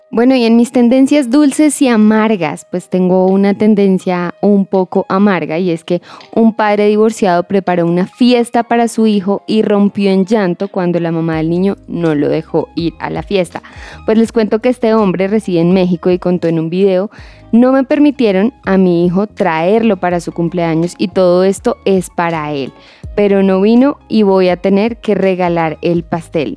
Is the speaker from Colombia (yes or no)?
yes; Colombia; como colombianos